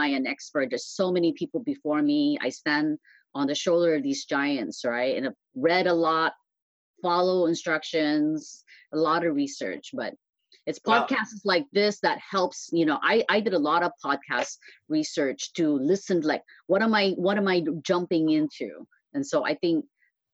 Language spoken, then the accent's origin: English; Philippines; now in San Francisco, United States; I was born in the Philippines